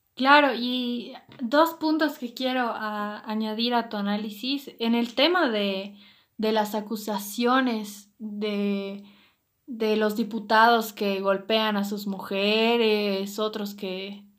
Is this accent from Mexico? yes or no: no; Bolivia